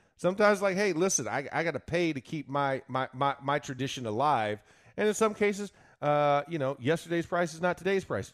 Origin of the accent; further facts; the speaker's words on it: Florida, United States; moved away; I'm from Florida. I'm a kid. Yeah, I wear board shorts and decorate palm trees in Christmas time